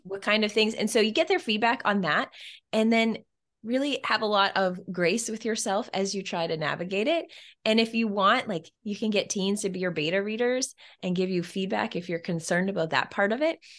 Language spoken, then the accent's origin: English; Canada; where I'm Canadian